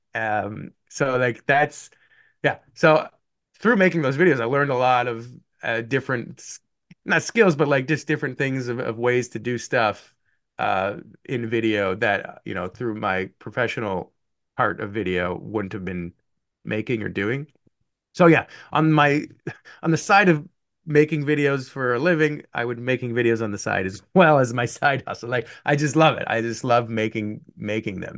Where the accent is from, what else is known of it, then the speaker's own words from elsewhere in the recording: Canada; moved away as an adult; also born or lived in Buffalo, United States; I, being Canadian